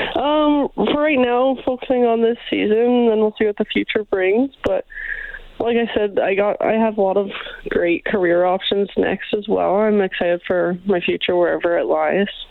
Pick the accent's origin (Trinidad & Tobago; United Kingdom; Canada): Canada; Brandon, Manitoba; moved away as an adult; now in Edmonton, Canada; I grew up in uh, Brandon, Manitoba